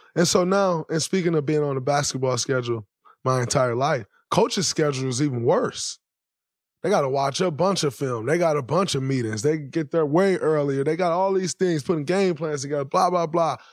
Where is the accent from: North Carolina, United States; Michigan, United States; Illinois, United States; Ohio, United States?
Michigan, United States; Saginaw; growing up in Saginaw, Michigan, the way I grew up.